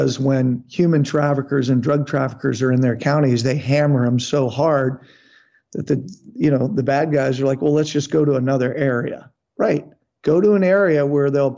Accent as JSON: {"language": "English", "region": "Texas", "country": "United States", "said": "my home state of Texas"}